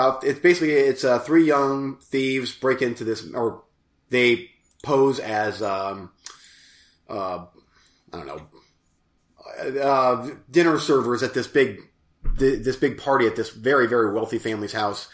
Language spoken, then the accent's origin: English; United States; I'm from America